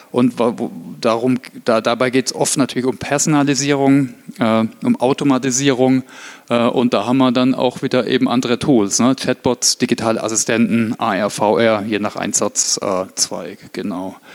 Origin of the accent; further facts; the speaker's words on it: Heilbronn, Baden-Württemberg, Germany; Ich komme ursprünglich aus Heilbronn, äh, also das Weinsberg bei Heilbronn kennt vielleicht der eine oder andere von der Autobahn